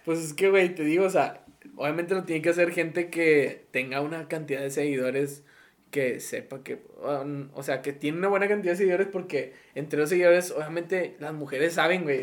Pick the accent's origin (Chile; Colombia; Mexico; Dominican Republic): Mexico; aquí somos bien así